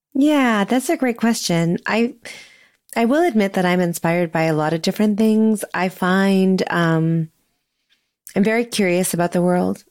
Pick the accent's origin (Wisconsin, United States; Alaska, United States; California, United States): California, United States; Sonoma; moved away as an adult; also born or lived in Seattle, Washington / New York City; now in Lexington, United States; I was born and raised in Sonoma, California